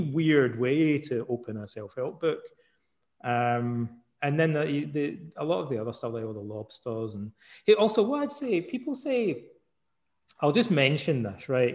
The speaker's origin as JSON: {"language": "English", "region": "Scotland", "country": "United Kingdom", "also_born_or_lived": "Canada", "said": "I'm Scottish"}